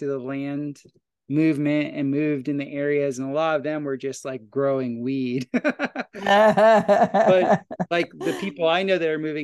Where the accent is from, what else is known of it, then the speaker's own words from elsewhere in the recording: Florida, United States; also born or lived in Costa Rica; now in Ozarks, United States; We're Floridians